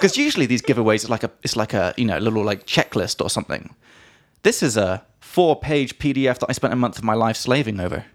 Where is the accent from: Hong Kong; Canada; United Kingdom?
United Kingdom; England; from England